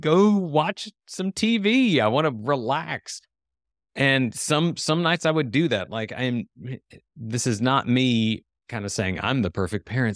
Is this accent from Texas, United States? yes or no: no; Ohio, United States; now in Tennessee, United States; we grew up in Ohio, but somehow even my parents, everybody migrated down here